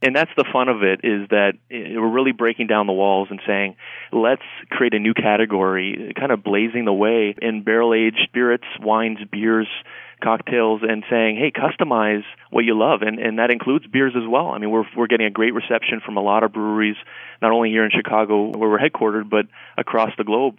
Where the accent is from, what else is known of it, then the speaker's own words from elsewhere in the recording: Canada; moved away; I'm from Canada originally